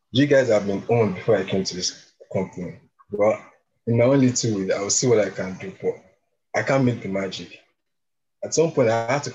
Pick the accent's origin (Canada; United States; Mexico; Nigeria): Nigeria; moved away as an adult; now in United Kingdom; I see myself as an ambassador of Nigeria